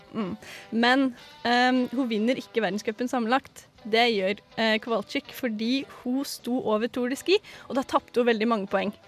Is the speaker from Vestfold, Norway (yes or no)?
yes; Sandefjord, Vestfold, Norway; jeg kommer jo fra Sandefjord